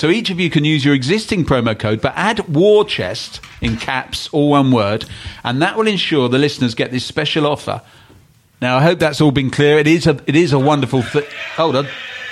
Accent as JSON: {"language": "English", "region": "London", "country": "United Kingdom", "tie": "born or raised there", "said": "I grew up in West London"}